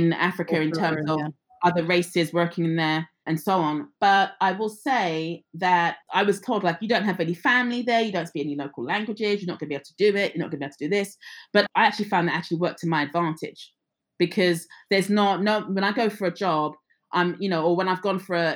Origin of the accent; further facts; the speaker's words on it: England, United Kingdom; I was born and raised in England, but my parents are from the Caribbean.